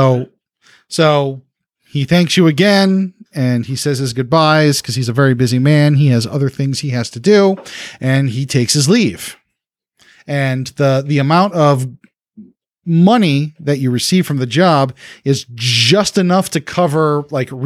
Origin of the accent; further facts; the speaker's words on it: New Orleans, Louisiana, United States; I'm from New Orleans, where the strip clubs are extra depressing